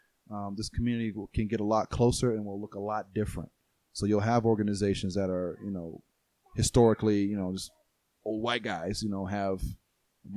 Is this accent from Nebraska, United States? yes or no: no; Atlanta, Georgia, United States; also born or lived in Key West, Florida; now in Colorado Springs, United States; I was born and raised in Atlanta